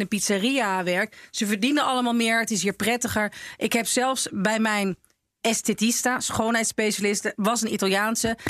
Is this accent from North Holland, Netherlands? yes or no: yes; Laren, North Holland, Netherlands; now in Amsterdam, Netherlands; waar ik ben opgegroeid, in Laren